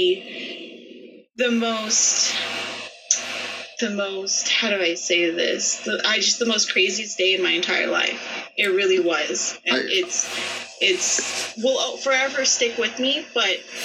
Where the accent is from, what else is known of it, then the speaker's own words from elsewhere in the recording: Las Vegas, Nevada, United States; it was really hard for me to leave my hometown knowing that so much had gone on, because a lot of people don't know, if you live in Vegas, that everyone knows everyone.